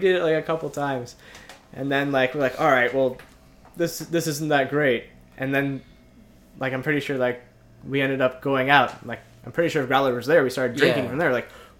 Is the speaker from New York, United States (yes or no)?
yes; Maspeth, New York, United States; Yeah, I was born in New York. I was born in Queens.